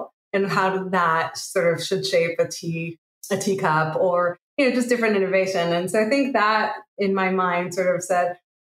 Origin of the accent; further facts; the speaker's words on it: Israel; moved away as an adult; I'm originally from Israel